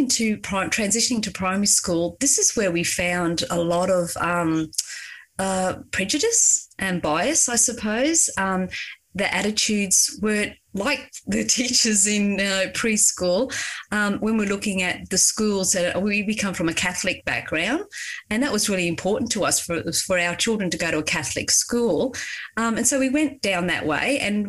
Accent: Queensland, Australia; because we came from Queensland and it was inclusive education.

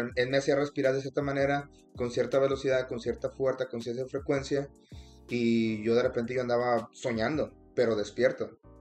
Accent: Monterrey, Nuevo León, Mexico; moved away; yo soy original de Monterrey

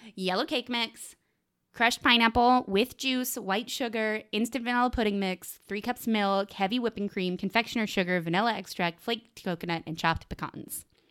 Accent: the South, United States; I'm also from the South

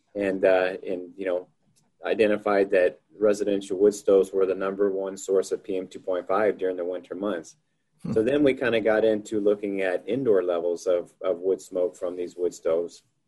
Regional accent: Houston, Texas, United States; moved away as an adult; now in Missoula, United States; I'm originally from Houston, Texas, and uh, I moved up to, Missoula, Montana in, uh, in May of 1997 to go to graduate school

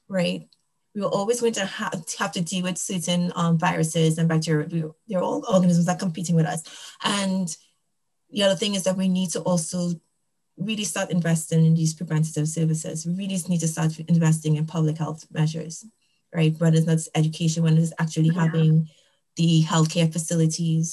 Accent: Trinidad & Tobago; now in United States; I'm from Trinidad and Tobago.

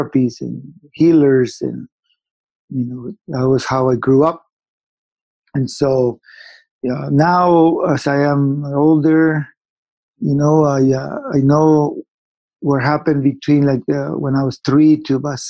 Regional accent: Guatemala; I was born in Guatemala, and I grew up in a war time

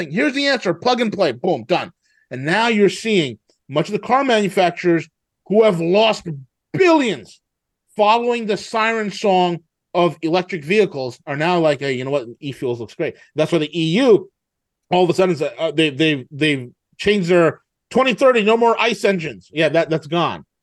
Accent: New York, United States; I'm from New York.

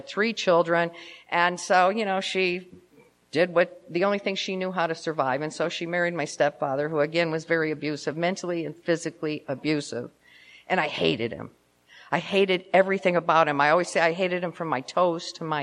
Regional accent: Cleveland, Ohio, United States; moved away as an adult; also born or lived in Memphis, Tennessee; now in Tucson, United States; I was born in Memphis, but I was raised in Cleveland

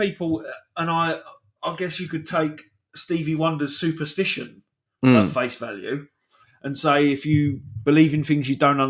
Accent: United Kingdom; now in Kent, United Kingdom; But we are from Britain.

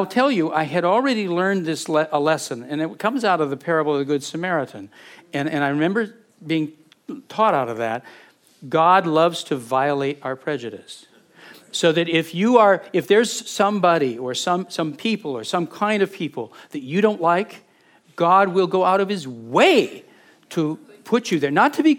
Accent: Butte, Montana, United States; moved away; we're from Butte. I still to this day have a Copper Kings baseball hat. It's my town. It is. I love that town.

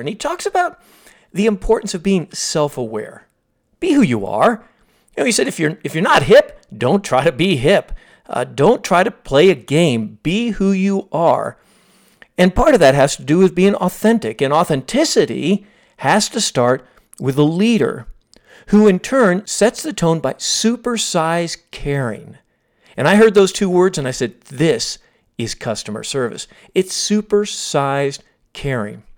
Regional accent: Palm Beach Gardens, Florida, United States; I did grow up in Palm Beach Gardens

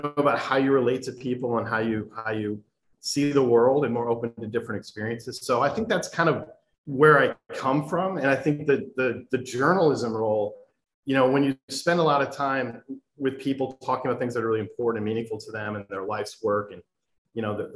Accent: Ann Arbor, Michigan, United States; I grew up in Michigan, but I'm not really, my family's not really from Ann Arbor

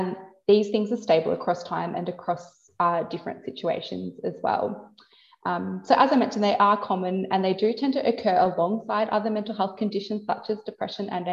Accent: Warrnambool, Victoria, Australia; I've moved down to Warrnambool, which is my hometown.

